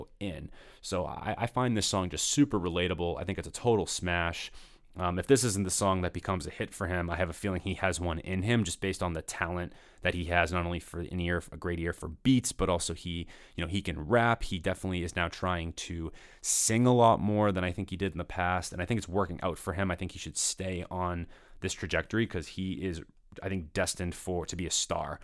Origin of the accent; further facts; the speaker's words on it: Danvers, Massachusetts, United States; moved away; I grew up in Danvers, which is right next to Peabody.